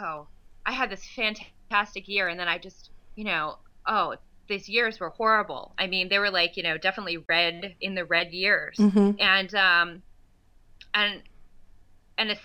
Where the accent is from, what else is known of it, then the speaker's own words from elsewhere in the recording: East Coast, United States; I'm from the East Coast